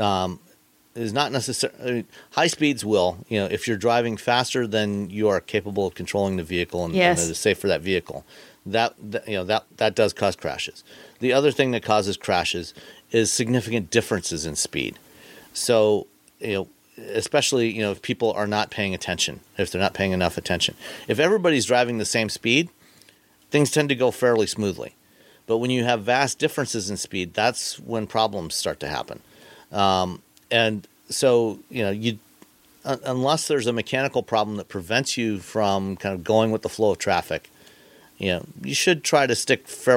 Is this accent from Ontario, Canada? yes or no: yes; Ontario, Canada; now in Michigan, United States; I grew up in Ontario, Canada, where the speed limit was, in fact, 100 kilometers